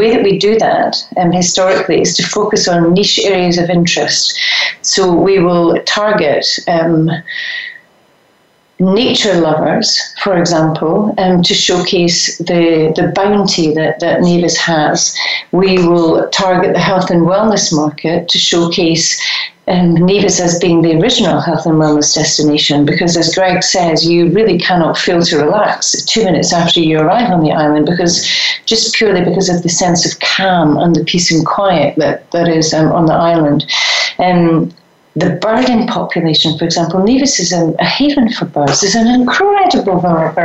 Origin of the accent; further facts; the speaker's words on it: Scotland, United Kingdom; I'm Scottish